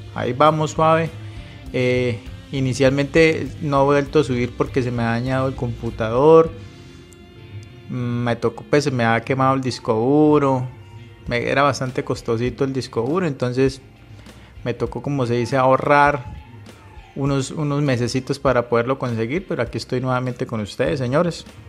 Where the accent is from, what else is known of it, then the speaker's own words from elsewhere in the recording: Cúcuta, Norte de Santander, Colombia; also born or lived in Medellín; yo soy de Cúcuta, ya dejé de vivir en Medellín, me tocó devolverme pues por acá